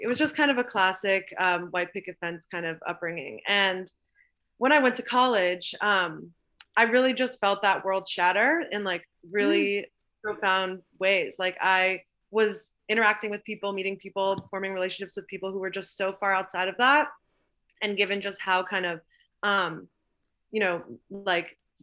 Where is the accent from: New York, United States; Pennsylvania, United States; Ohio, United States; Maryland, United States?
New York, United States; Long Island; I grew up on Long Island